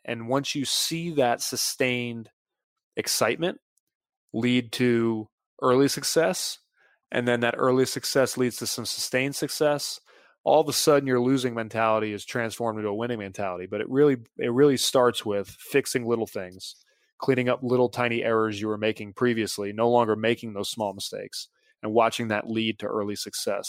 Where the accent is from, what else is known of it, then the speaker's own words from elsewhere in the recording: Mint Hill, North Carolina, United States; also born or lived in Charlotte; I was from Mint Hill, so I was two and a half hours from Chapel Hill